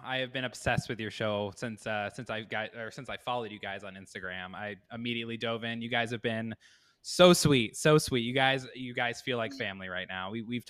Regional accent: Danville, Illinois, United States; moved away as an adult; also born or lived in Wyoming; now in Dubuque, United States; I am currently in Dubuque, Iowa. I'm originally from Danville, Illinois, which is about 3 hours south of Chicago. I moved here about 5 years ago and set up a life.

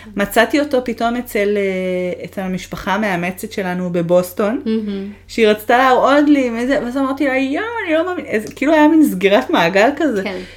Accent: Israel; moved away as an adult; also born or lived in Montreal, Canada; הגעתי מהארץ שידעתי אפס אנגלית

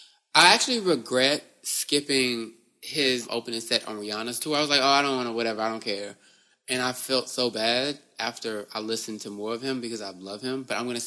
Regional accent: Houston, Texas, United States; moved away; I'm from Houston.

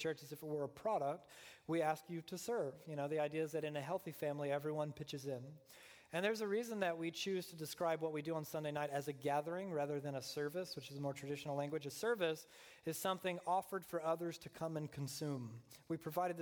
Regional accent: Deep South, United States; I was raised in the Deep South, a fundamentalist Southern Baptist upbringing

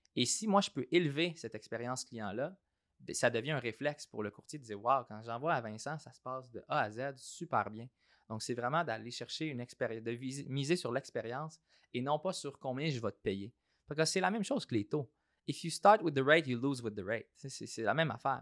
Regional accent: Saint-Hyacinthe, Quebec, Canada; born or raised there; also born or lived in Australia / Toronto

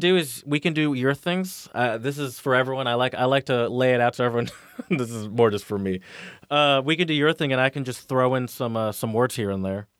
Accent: the South, United States; I grew up in the South

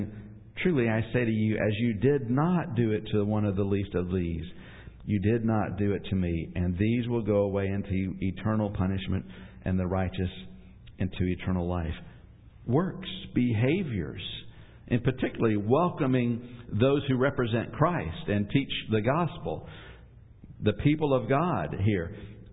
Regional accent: Atlanta, Georgia, United States; moved away; I'm originally from Atlanta

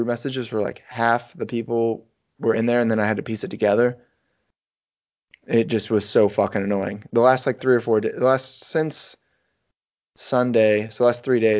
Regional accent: Northwest Missouri, United States; my hometown

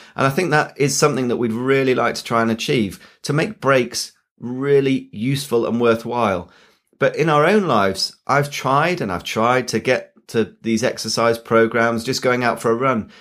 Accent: Yorkshire and the Humber, United Kingdom; I'm a Yorkshireman

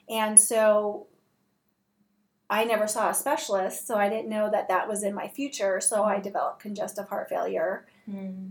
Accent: Southern California, United States; moved away; also born or lived in Seattle; I'm from Southern California

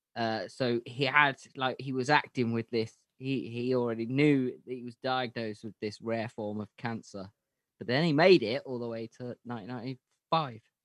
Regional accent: United Kingdom; we're British

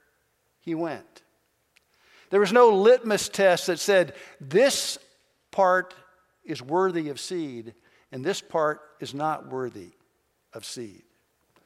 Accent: Kentucky, United States; moved away; also born or lived in southern Indiana; I grew up in Kentucky, and we had a little country store surrounded by farms

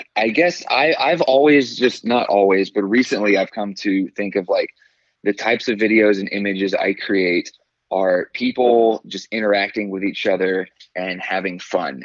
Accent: Fairhope, Alabama, United States; also born or lived in Atlanta, Georgia; now in Birmingham, United States; so I grew up in Fairhope. Um, I was actually born right outside of Atlanta, Georgia. Um, okay. But I mean, when I turned like three, we moved to Fairhope, so I, I claim Fairhope

